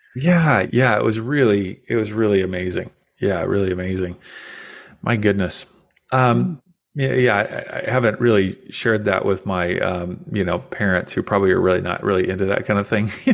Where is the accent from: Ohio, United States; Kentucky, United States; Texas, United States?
Kentucky, United States; I grew up in Kentucky